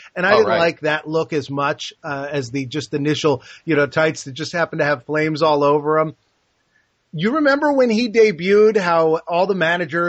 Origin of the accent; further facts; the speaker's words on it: New Jersey, United States; We're both from New Jersey